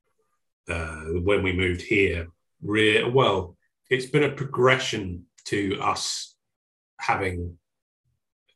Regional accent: Suffolk, East of England, United Kingdom; moved away as an adult; also born or lived in Oxfordshire; now in Cambridgeshire, United Kingdom; I grew up in Suffolk

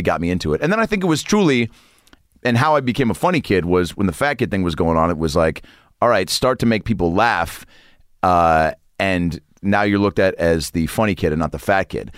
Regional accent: Lake Forest Park, Washington, United States; But I grew up in Lake Forest Park, which is about twenty-five minutes north of the city. Shoreline, I guess, if you really know the area.

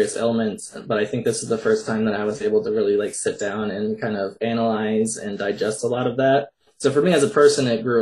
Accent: Minnesota, United States; I'm from Minnesota

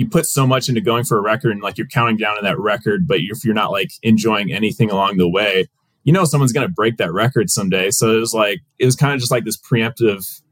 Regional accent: Boone, Iowa, United States; moved away as an adult; also born or lived in Lincoln, Nebraska / Brunswick, Ohio; my hometown of Boone, Iowa

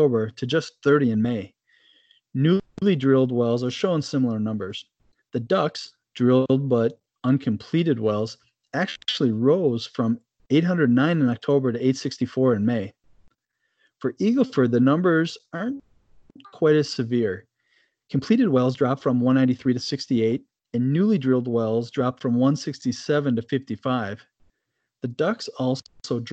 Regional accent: Minnesota, United States; my home state of Minnesota

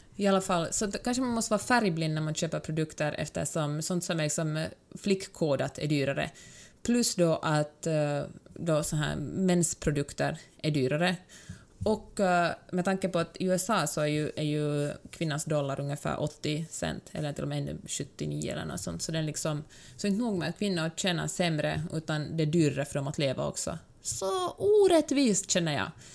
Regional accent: Finland; Som mm. finlandssvensk fattar jag ganska ofta inte finsk humor jag tycker inte att den är rolig, för att jag har vuxit upp på något sätt i en annan sorts kultur

